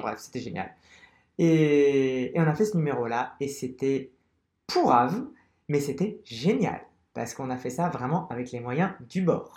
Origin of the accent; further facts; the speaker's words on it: Algeria; also born or lived in Paris, France; now in Barcelona, Spain; je suis algérien, donc je suis, je suis né en Algérie